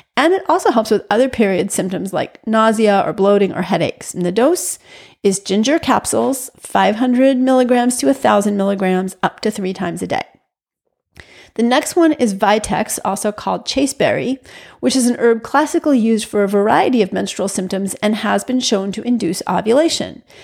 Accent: New York, United States; moved away as an adult; also born or lived in Massachusetts; I'm a New Yorker through and through. I grew up in a housing project with street games.

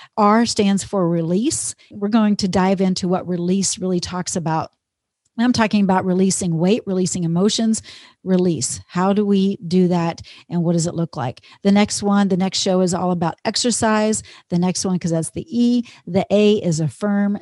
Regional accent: Texas, United States; moved away as an adult; also born or lived in Minnesota; now in Minneapolis, United States; I grew up in Texas. I'm a Texas girl and always will be

